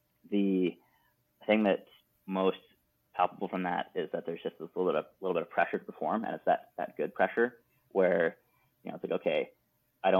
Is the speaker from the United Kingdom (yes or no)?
no; Canada; now in United States; as a Canadian and working in the field I'm in the United States